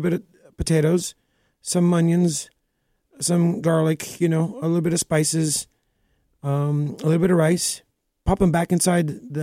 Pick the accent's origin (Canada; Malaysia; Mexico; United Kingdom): Canada; Montreal, Quebec; also born or lived in Greece; now in Toronto, Canada; I was born in Montreal. Both my parents are from Greece.